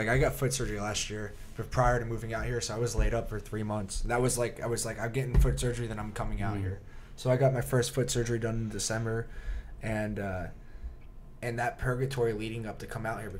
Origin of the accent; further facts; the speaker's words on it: New Jersey, United States; moved away as an adult; now in Arizona, United States; I'm from New Jersey. So like I lived like an hour south of New York City, an hour west or east of Philadelphia, and like an hour north Atlantic City.